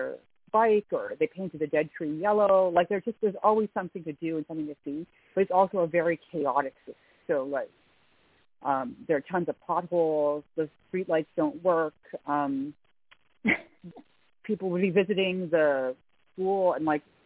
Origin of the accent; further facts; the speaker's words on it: Ottawa, Ontario, Canada; I'm from Ottawa.